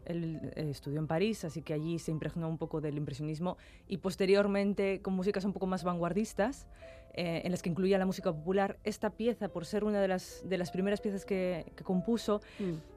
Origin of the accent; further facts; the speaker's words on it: Castro Urdiales, Cantabria, Spain; de mi tierra, de Castro